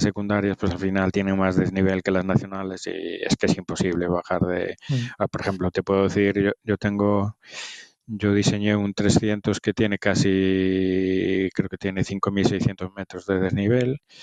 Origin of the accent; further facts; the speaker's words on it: Ferrol, Galicia, Spain; yo soy de Ferrol